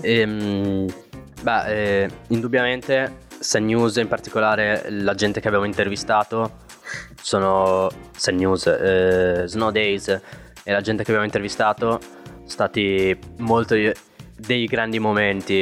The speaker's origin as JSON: {"language": "Italian", "country": "Morocco", "tie": "born or raised there", "moved": "yes", "said": "io che sono nato in Marocco"}